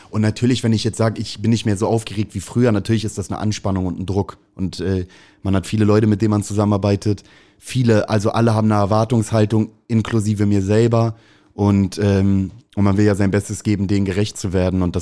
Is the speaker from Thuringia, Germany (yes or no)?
no; Hamburg, Germany; Ich liebe St. Pauli, ist meine Heimat, ist irgendwie, ich habe, glaube ich, die wichtigste Zeit meines Lebens hier erlebt.